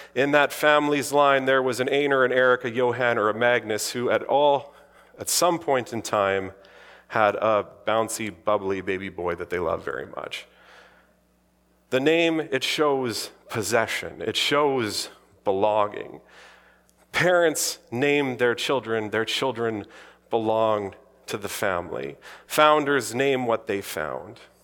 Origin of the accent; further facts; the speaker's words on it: the Interlake, Manitoba, Canada; growing up in the Interlake, surrounded by Icelanders